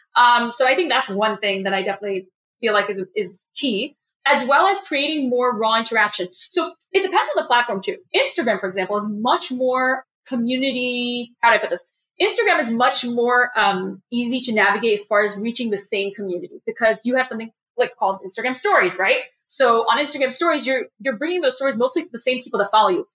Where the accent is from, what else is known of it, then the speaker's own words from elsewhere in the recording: New York City, New York, United States; I'm a New Yorker